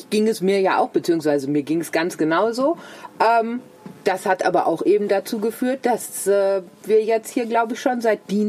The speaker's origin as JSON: {"language": "German", "town": "Dortmund", "region": "North Rhine-Westphalia", "country": "Germany", "tie": "born or raised there", "said": "also nehmen wir jetzt mal meine Heimatstadt Dortmund. Dortmund hat einen Stellplatz"}